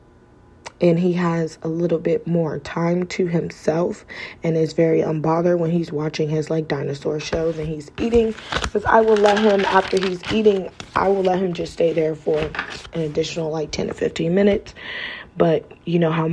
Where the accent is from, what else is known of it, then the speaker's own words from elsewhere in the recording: Cleveland, Ohio, United States; now in Las Vegas, United States; I'm from Cleveland, Ohio, so I live in Las Vegas, Nevada.